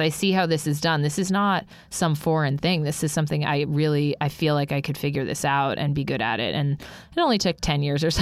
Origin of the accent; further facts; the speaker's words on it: Albuquerque, New Mexico, United States; I grew up in Albuquerque, New Mexico